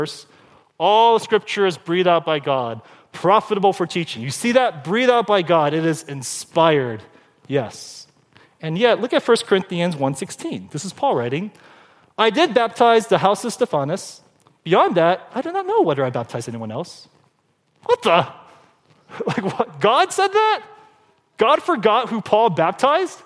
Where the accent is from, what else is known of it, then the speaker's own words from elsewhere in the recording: Glendora, California, United States; I grew up in Glendora, no Asians, very white, very non-Asian